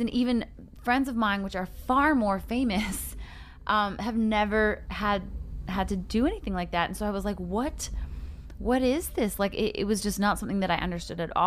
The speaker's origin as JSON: {"language": "English", "town": "Calgary", "region": "Alberta", "country": "Canada", "tie": "born or raised there", "also_born_or_lived": "Los Angeles", "moved": "as an adult", "lives_now": "Nashville, United States", "said": "I'm from Canada originally. I grew up in Calgary."}